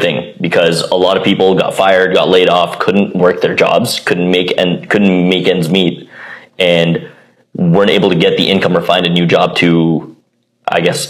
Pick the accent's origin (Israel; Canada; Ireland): Canada; Ottawa, Ontario; I was born and raised here in Ottawa